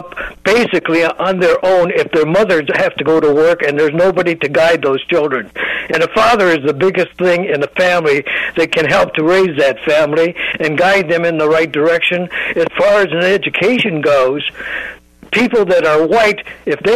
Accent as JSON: {"language": "English", "town": "Gary", "region": "Indiana", "country": "United States", "tie": "born or raised there", "lives_now": "Valparaiso, United States", "said": "I grew up in Gary, Indiana."}